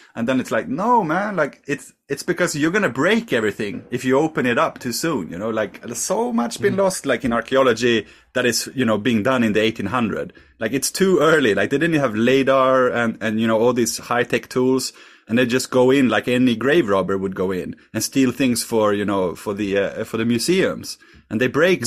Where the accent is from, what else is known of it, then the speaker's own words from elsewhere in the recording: Sweden; I'm from Sweden